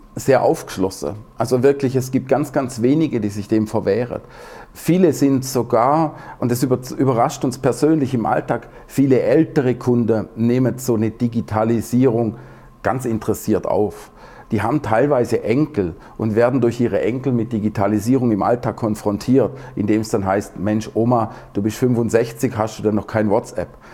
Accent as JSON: {"language": "German", "region": "Southern Germany", "country": "Germany", "said": "ich bin ja aus dem Süddeutschen"}